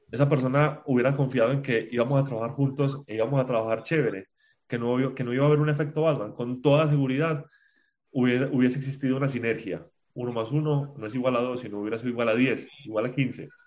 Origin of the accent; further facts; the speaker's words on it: Spain; moved away; Yo vine de España y dije, yo voy a confiar en la gente.